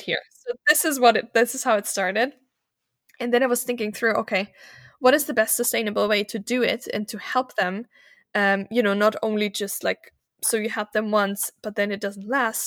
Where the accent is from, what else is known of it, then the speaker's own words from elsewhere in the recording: Germany; moved away as an adult; also born or lived in Malta; now in Vienna, Austria; I was born in Germany, as you mentioned, in a very German, German environment, right? In a tiny town, everyone was German